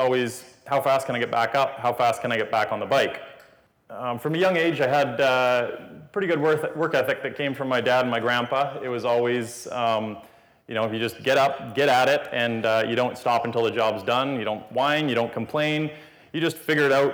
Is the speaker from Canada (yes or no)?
yes; Kelowna, British Columbia, Canada; I was born in Kelowna, BC on June 17th, 1987.